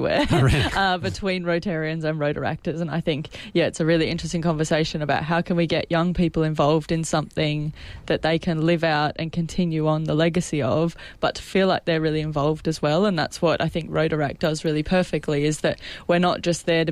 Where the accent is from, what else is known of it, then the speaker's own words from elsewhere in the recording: Maitland, New South Wales, Australia; also born or lived in Newcastle; I'm originally from Maitland